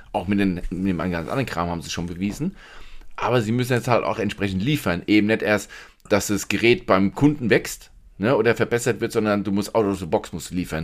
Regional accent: Germany; bei uns in Deutschland

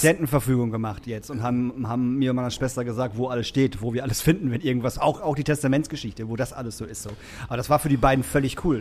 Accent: Emsbüren, Lower Saxony, Germany; also born or lived in Lingen; now in Hamburg, Germany; also Emsbüren, wo ich herkomme, dann bin ich nach Lingen gezogen und dann bin ich nach Hamburg gezogen

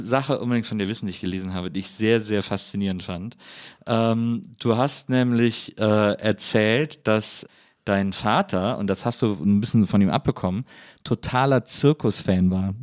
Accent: Wesseling, North Rhine-Westphalia, Germany; komme aber aus Wesseling, das liegt zwischen Köln und Bonn

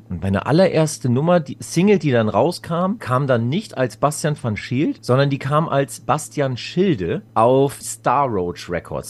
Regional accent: Schleswig-Holstein, Germany; bei uns im Norden haben wir halt relativ gute, oder damals war es eine gute Dichte an Clubs gehabt

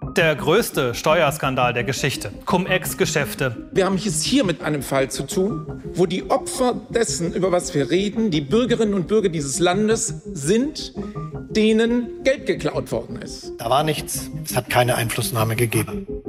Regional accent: Stuttgart, Baden-Württemberg, Germany; wo ich herkomme, aus Stuttgart

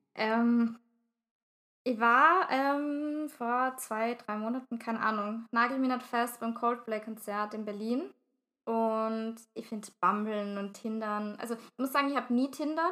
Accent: Vienna, Austria; ich jetzt als Wienerin

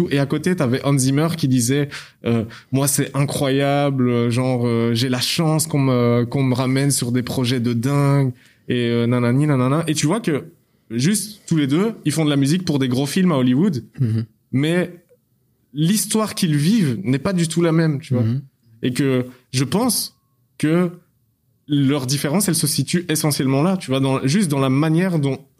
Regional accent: Belgium; je suis belge moi

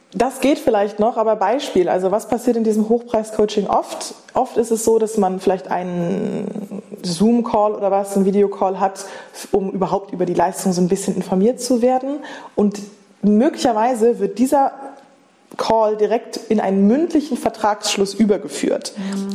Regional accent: Germany; moved away as an adult; also born or lived in London / Berlin / Paris; Bei Bremen, Bei Bremen. in Norddeutschland

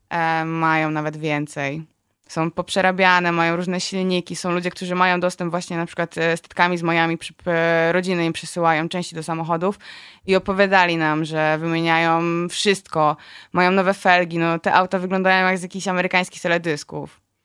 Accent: Poland; jesteśmy z Polski

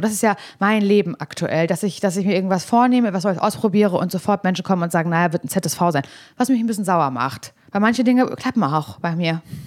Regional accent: East Germany, Germany; ich komme aus Ostdeutschland

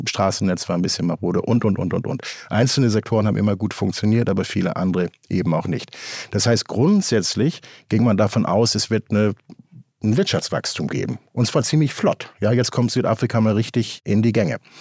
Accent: Germany; also born or lived in Cape Town, South Africa; Hier bei uns in Deutschland

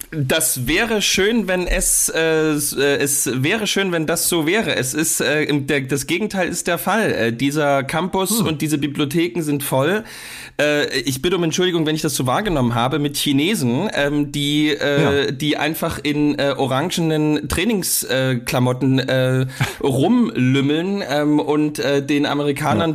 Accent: Saxony, Germany; also born or lived in Dresden; bei uns in Sachsen

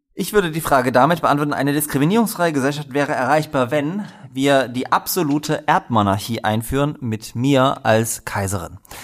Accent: Dresden, Saxony, Germany; ich komme auch aus Dresden

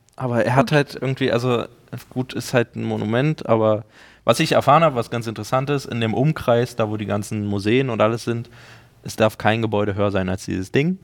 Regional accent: Berlin, Germany; als Berliner

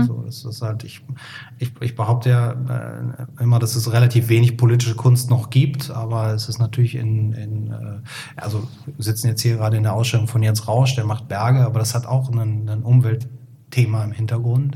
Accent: Cologne, North Rhine-Westphalia, Germany; now in Hamburg, Germany; ich komme ja aus dem Helier Kölle, da ist ja jeder katholisch

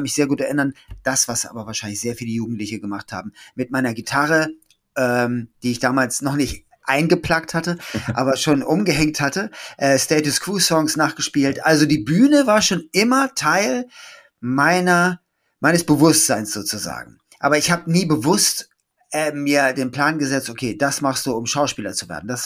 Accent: Schleswig-Holstein, Germany; also born or lived in Hamburg; … in Hamburg geboren am 9. Mai 68 in Altona und bin aufgewachsen, äh, aber dann in Schleswig-Holstein

